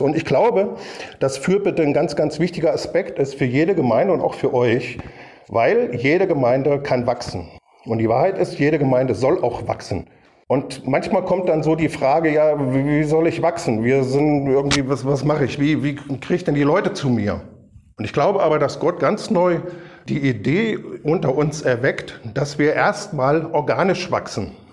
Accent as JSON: {"language": "German", "town": "Kassel", "region": "Hesse", "country": "Germany", "tie": "born or raised there", "said": "als kleiner Bobatz dann immer mitgegangen in die Baptistengemeinde in Kassel"}